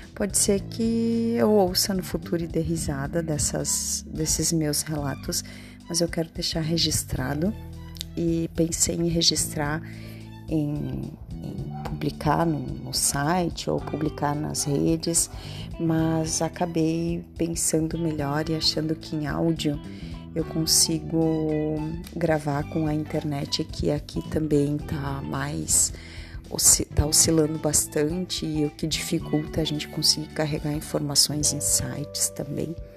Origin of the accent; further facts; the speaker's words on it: Nova Araçá, Rio Grande do Sul, Brazil; now in Caxias do Sul, Brazil; sou de Nova Araçá, moro em Caxias do Sul